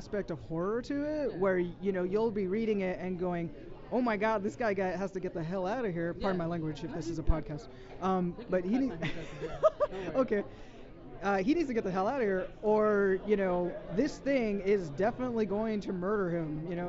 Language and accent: English; San Francisco, California, United States; I'm from San Francisco